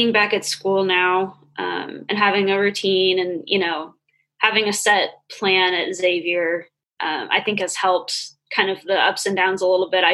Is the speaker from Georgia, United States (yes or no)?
no; California, United States; moved away as an adult; now in Ohio, United States; I'm from California, so it was pretty bad back where I was